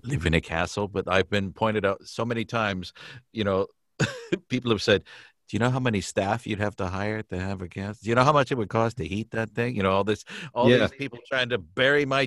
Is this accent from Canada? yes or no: yes; Canada; being Canadian